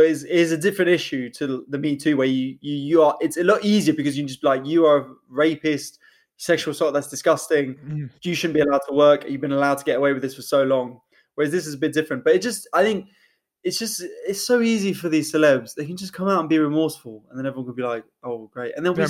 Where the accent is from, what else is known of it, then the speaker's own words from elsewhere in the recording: Hollywood, California, United States; because I remember distinctly growing up in Hollywood, the rule was